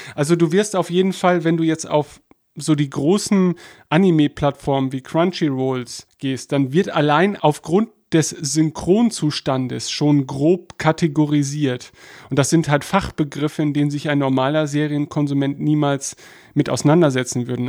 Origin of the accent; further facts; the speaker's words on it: Germany; als Deutscher